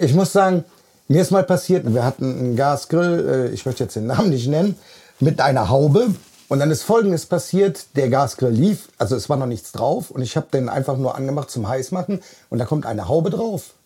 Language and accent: German; Bonn, North Rhine-Westphalia, Germany; Ich bin 49 Jahre. Vom Beruf bin ich Kraftfahrer. Ich komme aus Bonn